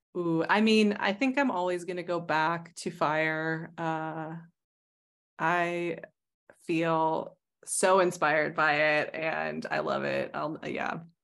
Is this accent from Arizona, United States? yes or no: yes; Arizona, United States; now in Stockholm, Sweden; I come from Arizona